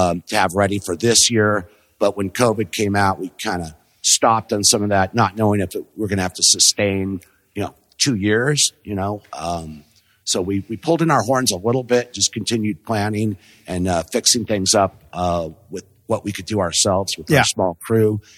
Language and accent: English; Los Angeles, California, United States; also born or lived in Corona, California; I grew up in the South Bay